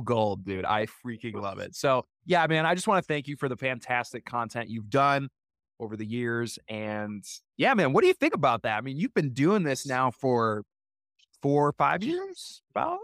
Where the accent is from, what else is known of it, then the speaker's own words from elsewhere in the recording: Wisconsin, United States; growing up in Wisconsin